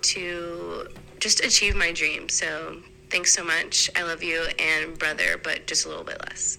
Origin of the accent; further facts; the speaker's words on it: Tennessee, United States; I'm from Tennessee